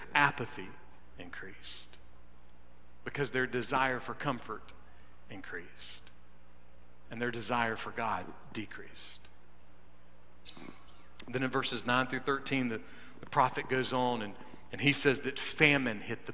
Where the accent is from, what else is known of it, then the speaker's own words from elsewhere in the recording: United States; I love being American. I am proud of our country, warts and all.